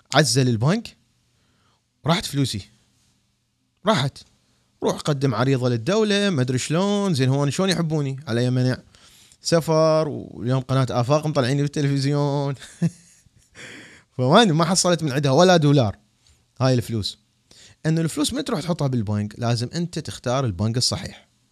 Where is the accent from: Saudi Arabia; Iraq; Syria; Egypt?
Iraq; انا عراقي